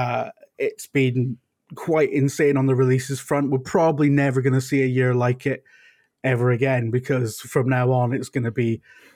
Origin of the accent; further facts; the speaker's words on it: United Kingdom; I'm British